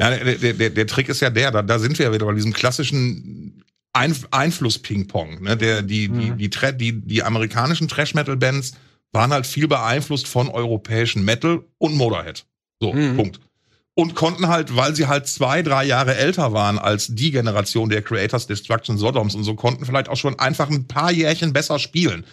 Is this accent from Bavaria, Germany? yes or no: no; Essen, North Rhine-Westphalia, Germany; in alten Essen, in meiner Heimat